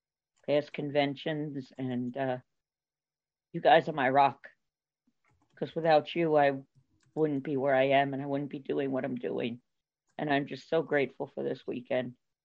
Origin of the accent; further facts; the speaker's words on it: Long Island, New York, United States; now in Indianapolis, United States; I'm originally from Long Island, and I now live in Indianapolis